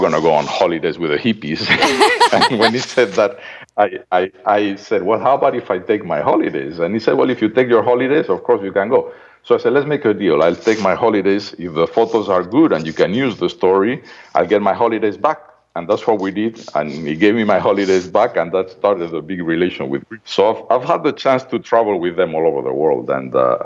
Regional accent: Madrid, Community of Madrid, Spain; moved away; This funny accent is from Madrid, Spain, where I'm from.

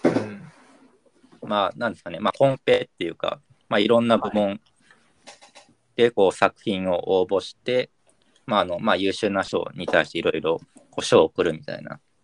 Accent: Kyushu, Japan; now in Tokyo, Japan; 九州出身

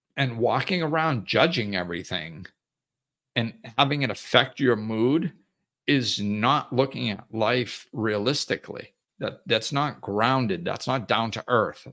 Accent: Massachusetts, United States; moved away; also born or lived in Florida; I grew up in Massachusetts

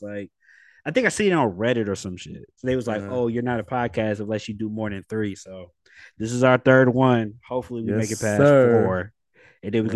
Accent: Bay Area, California, United States; we're from the Bay Area

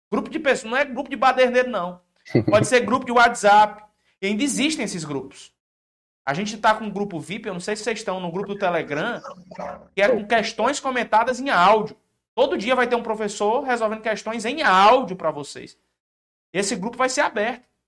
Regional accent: Pedro II, Piauí, Brazil; Eu sou de Pedro II, Piauí.

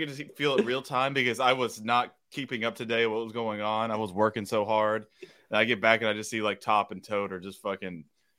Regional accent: Alabama, United States; accent: southern; I'm from Alabama

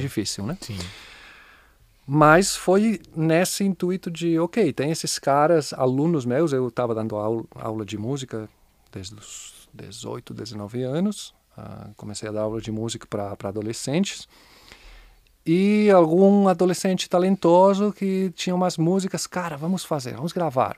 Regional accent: Barcelona, Catalonia, Spain; Portuguese is a second language; moved away as an adult; now in Brazil; Sou de Barcelona

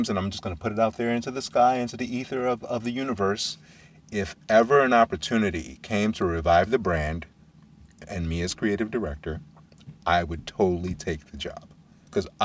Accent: Brooklyn, New York, United States; I grew up in Brooklyn

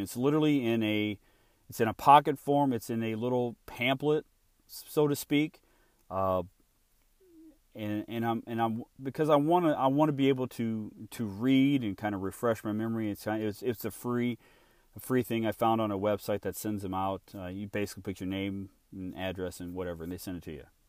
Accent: Illinois, United States; I was born and raised in Illinois

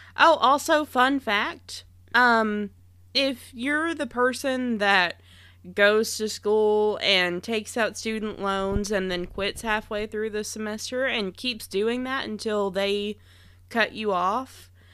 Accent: Kentucky, United States; I grew up in Kentucky

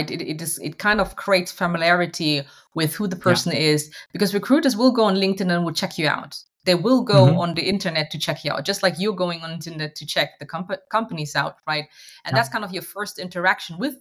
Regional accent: Hanover, Lower Saxony, Germany; I'm a Ghanaian by heritage. I was born and raised in Hanover, Germany

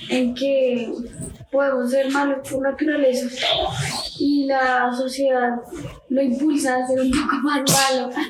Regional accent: Colombia; en el contexto en el que vivimos como colombianos

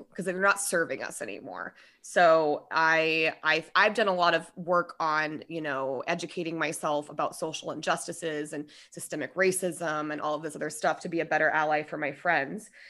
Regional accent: Denver, Colorado, United States; also born or lived in Minnesota; That's what brought us to Colorado

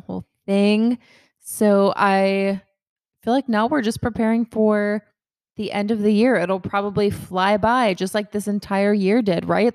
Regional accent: Kennesaw, Georgia, United States; I'm from Kennesaw, Georgia.

